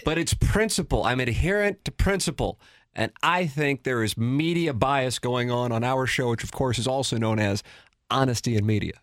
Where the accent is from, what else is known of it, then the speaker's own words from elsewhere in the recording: St. Louis, Missouri, United States; grew up, born and raised in South City